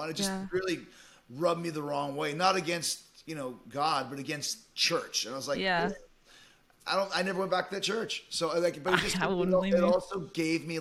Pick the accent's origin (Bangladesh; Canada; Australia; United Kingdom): Canada; Winnipeg, Manitoba; moved away as an adult; also born or lived in Calgary; Winnipeg's where I grew up in Canada